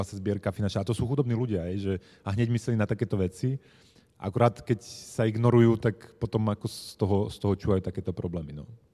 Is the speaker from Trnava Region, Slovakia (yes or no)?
no; Bratislava, Bratislava Region, Slovakia; moved away as an adult; Ja som len z tej Bratislavy